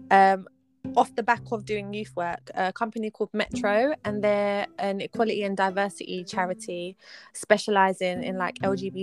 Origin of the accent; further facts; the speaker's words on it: London, United Kingdom; But I grew up in Southeast London. I've lived here my whole life.